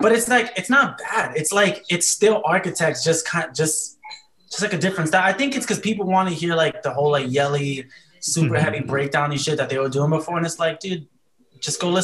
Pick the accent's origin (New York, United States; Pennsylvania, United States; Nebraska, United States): New York, United States; New York City; I'm from New York City. I pride myself on being trash.